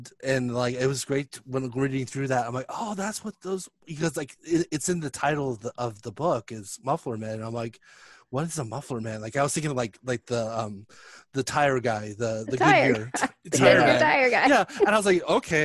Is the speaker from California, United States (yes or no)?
yes; California, United States; my childhood growing up in California